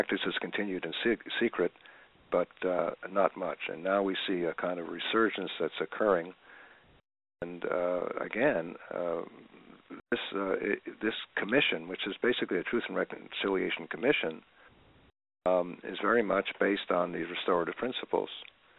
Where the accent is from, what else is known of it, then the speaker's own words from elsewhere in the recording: Canada; as a people, as the Canadian people